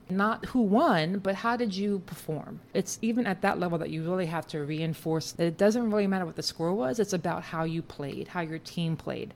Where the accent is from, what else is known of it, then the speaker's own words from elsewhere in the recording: Texas, United States; now in New York City, United States; I grew up in Texas for the most part, and football was just part of the culture